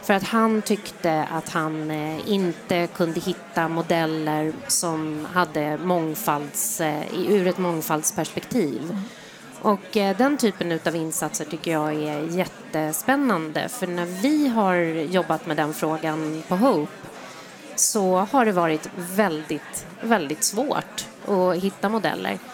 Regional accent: Sweden; jag är stolt över att jag är svensk

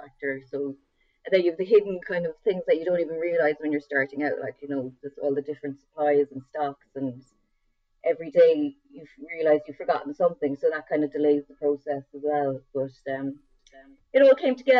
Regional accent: West Cork, Munster, Ireland; growing up in West Cork

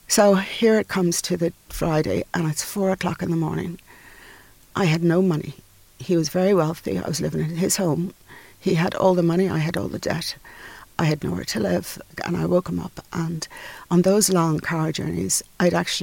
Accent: Dublin, Leinster, Ireland; I come from North Dublin

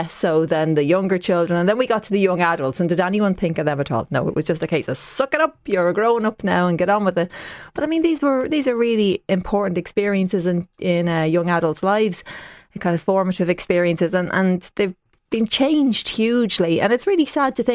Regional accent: Tallaght, Leinster, Ireland; I'm from Tallaght originally

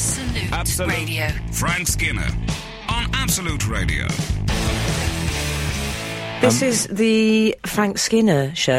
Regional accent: London, United Kingdom; Darling, when we grew up in North London?

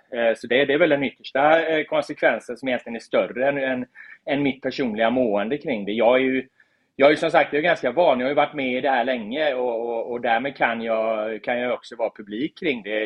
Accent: Gothenburg, Västra Götaland, Sweden; moved away as an adult; also born or lived in Stockholm; staden jag är, är född och uppvuxen

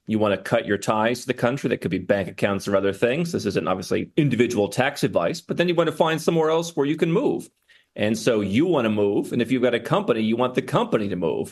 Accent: United States; moved away as an adult; I was born in the United States

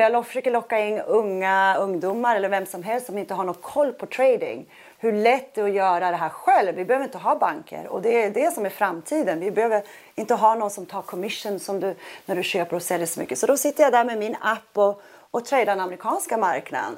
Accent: Sweden; also born or lived in New York / Miami; now in Monaco; i USA känner jag mig otroligt svensk

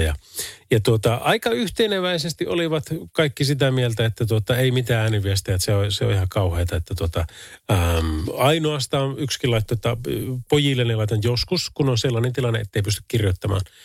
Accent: Oulu, North Ostrobothnia, Finland; Täällä ollaan Oulusta

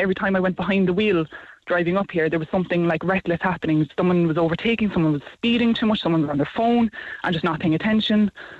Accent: Cork, Munster, Ireland; now in Tipperary, Ireland; I'm from Cork originally and moved up to Tipperary

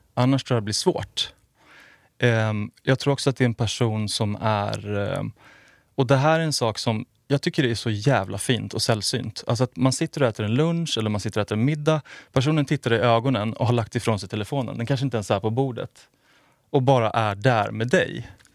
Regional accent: outside Stockholm, Stockholm County, Sweden; also born or lived in Finland (half-Finnish ancestry); jag är född utanför Stockholm, har bott

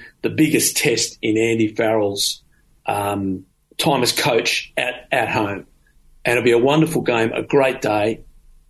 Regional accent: Australia; as an Australian

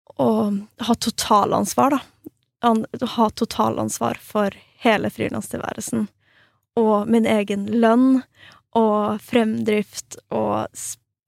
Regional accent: Norway; moved away as an adult; also born or lived in Stockholm, Sweden; now in Falun, Sweden; jeg er svensk statsborger, men er, eh, har oppvokst og liksom bodd hele livet mitt i Norge

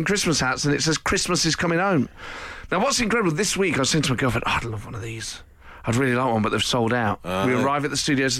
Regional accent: Cardiff, Wales, United Kingdom; I'm from Cardiff. I live on the outskirts.

